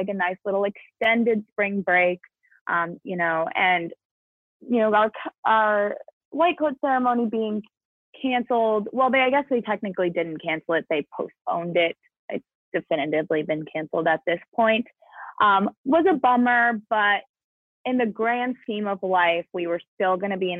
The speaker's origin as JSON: {"language": "English", "region": "New Jersey", "country": "United States", "also_born_or_lived": "Illinois", "moved": "as an adult", "said": "I'm from New Jersey, and that kind of like when you were looking at the original COVID map, that big red dot in New York and New Jersey is quite literally where I'm from."}